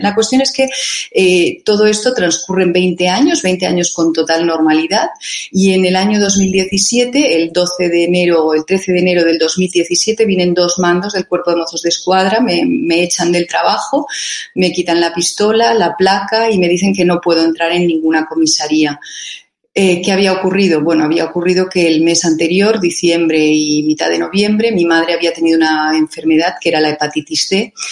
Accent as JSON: {"language": "Spanish", "region": "Catalonia", "country": "Spain", "said": "Nosotros aquí, los catalanes que vivimos en Cataluña y que somos eh, también españoles"}